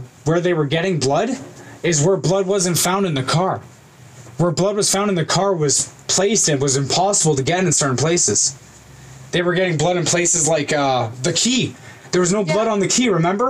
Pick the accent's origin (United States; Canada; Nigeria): Canada; we are Canadian